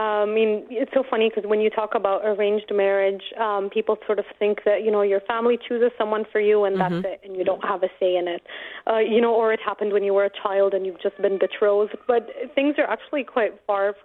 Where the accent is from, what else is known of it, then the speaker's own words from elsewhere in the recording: Dubai, United Arab Emirates; growing up in Dubai was good fun